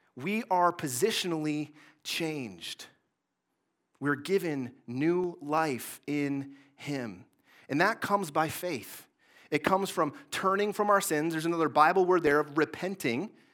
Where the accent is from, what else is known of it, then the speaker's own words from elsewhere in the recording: Mason, Michigan, United States; I grew up in Mason, Michigan, in the Greater Lansing area